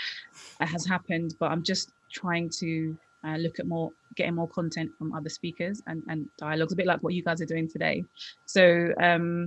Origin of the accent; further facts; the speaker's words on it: London, United Kingdom; I grew up in London, West London